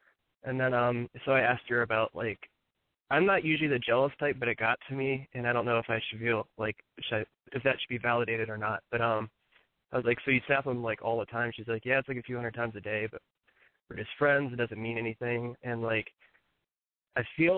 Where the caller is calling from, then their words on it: Ohio, United States; 25, Ohio, and we talked last week.